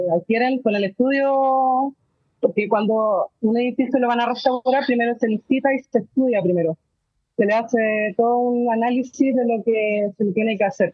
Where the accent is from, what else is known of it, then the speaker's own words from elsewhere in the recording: Valparaíso, Chile; yo soy porteña, yo soy de Valparaíso